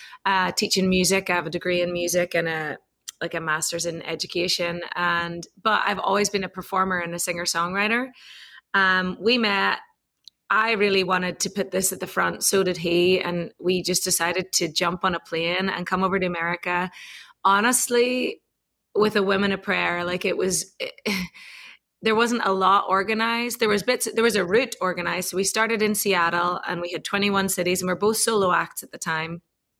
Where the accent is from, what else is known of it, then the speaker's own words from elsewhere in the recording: Ireland; now in Austin, United States; the reason I fell in love with Austin in the first place when I came over from Ireland was exactly what Nick and Paige had put on.